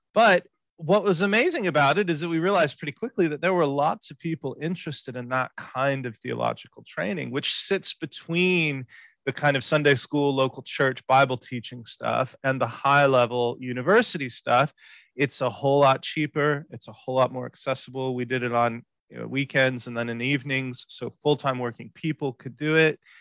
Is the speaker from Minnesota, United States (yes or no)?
no; Houston, Texas, United States; I was born in Houston, in Texas, and um, grew up there